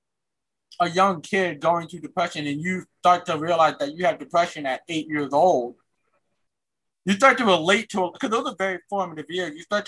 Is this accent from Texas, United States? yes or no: no; New York, United States; I'm a New Yorker